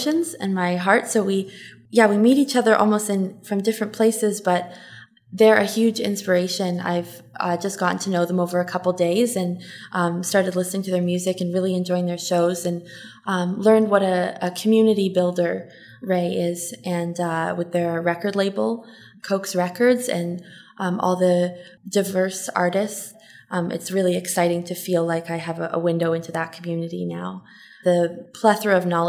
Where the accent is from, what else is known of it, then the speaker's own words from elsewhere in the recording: Toronto, Ontario, Canada; I'm from Toronto